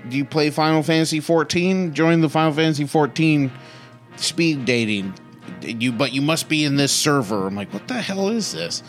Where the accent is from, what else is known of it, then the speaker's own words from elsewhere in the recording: Santa Maria, California, United States; also born or lived in Santa Ynez, California; now in Los Angeles, United States; we were at the local movie theater in my hometown of Santa Maria, California